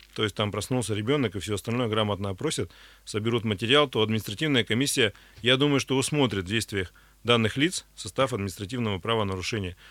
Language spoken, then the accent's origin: Russian; Pervouralsk, Sverdlovsk Oblast, Russia; Первайск — это мой родной город